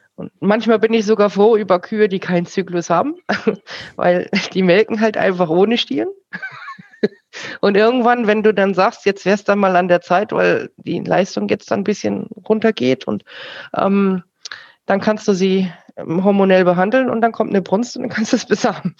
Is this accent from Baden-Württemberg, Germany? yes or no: no; Bavaria, Germany; bei uns in Bayern